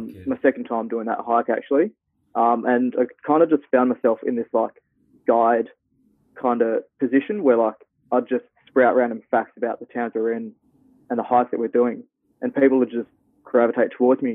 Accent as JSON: {"language": "English", "town": "Perth", "region": "Western Australia", "country": "Australia", "tie": "born or raised there", "also_born_or_lived": "Tasmania", "said": "I was born in Tasmania in 98. Yeah, best place on earth. And then moved here to Perth with my parents when I was 6, I believe. And I've just been here ever since"}